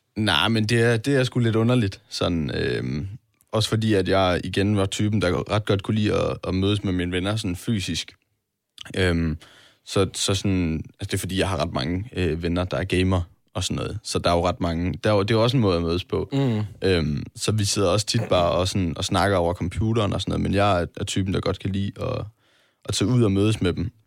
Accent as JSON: {"language": "Danish", "town": "Vejle", "region": "Southern Denmark", "country": "Denmark", "moved": "yes", "said": "venner hjemme i, i Vejle"}